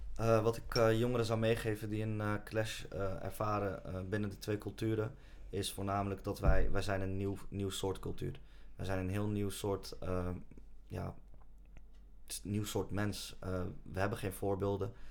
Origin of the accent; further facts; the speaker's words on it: Netherlands; Nederland voelt voor ons als ons thuisland. We zijn hier opgegroeid